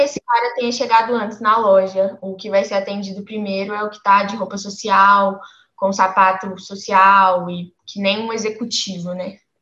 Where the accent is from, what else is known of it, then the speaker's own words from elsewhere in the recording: Brazil; é o país que eu nasci, eu sou brasileira, eu cresci no Brasil, eu vivi aqui a minha vida toda.